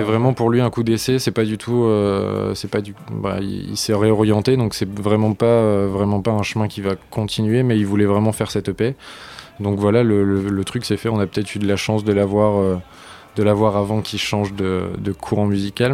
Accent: Lille, Hauts-de-France, France; now in Paris, France; on est de Lille

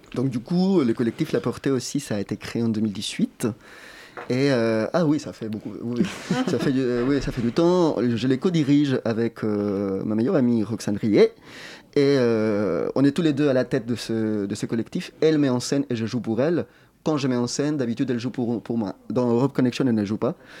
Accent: Chile; moved away; je viens du Chili

